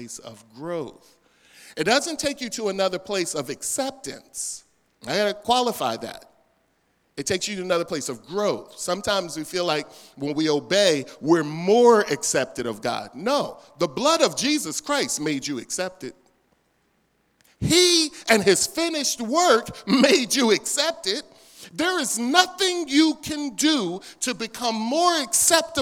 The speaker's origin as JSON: {"language": "English", "town": "Philadelphia", "region": "Pennsylvania", "country": "United States", "tie": "born or raised there", "said": "I was born in 1963 in Philadelphia at Children's Hospital"}